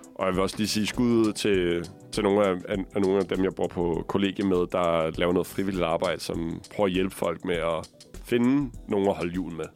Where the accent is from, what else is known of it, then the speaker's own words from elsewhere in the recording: Copenhagen, Capital Region of Denmark, Denmark; som københavner